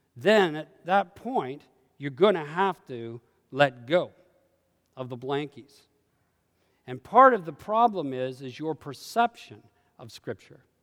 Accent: Canada; I carry Canadianisms, and I'm not a Canadian anymore

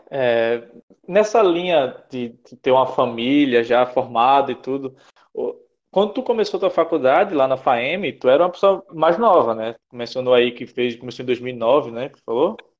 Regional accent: Recife, Pernambuco, Brazil; moved away as an adult; now in João Pessoa, Brazil; eu não, não sou daqui, eu sou de Recife, então fiz toda a minha, minha vida escolar em Recife

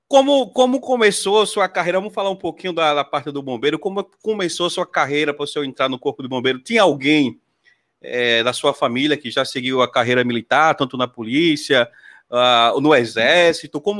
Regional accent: Pacatuba, Sergipe, Brazil; fica próximo da minha terra lá, Pacatuba, que eu sou

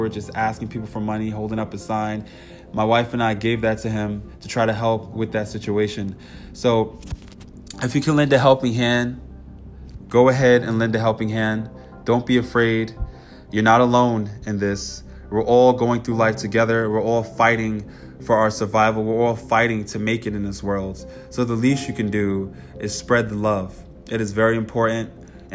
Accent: New York, United States; I know personally from growing up in New York

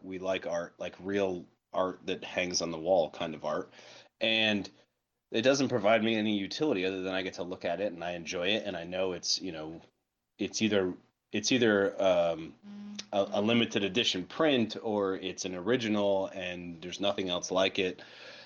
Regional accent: New York, United States; I'm New York. I'm a New York guy

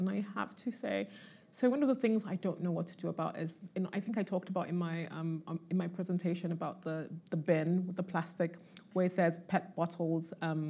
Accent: Nigeria; moved away; also born or lived in London; growing up in Nigeria, watching MTV Base

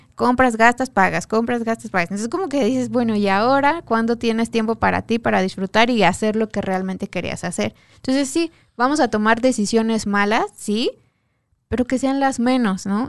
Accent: Mexico; como mexicanos

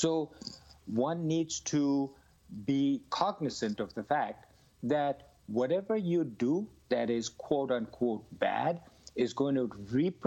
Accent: India; I grew up in India where everybody around me used to smoke

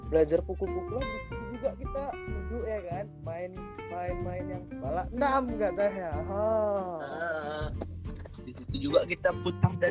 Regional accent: North Sumatra, Indonesia; iya aku orang Karo nandem itu kalau kata orang Karo itu mamamu katanya

